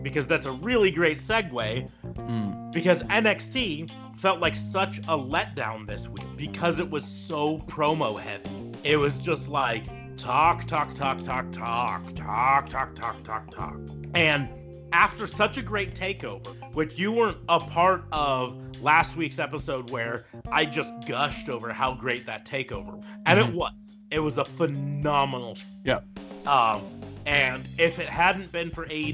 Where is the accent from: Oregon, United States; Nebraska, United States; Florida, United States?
Nebraska, United States; I'm from Nebraska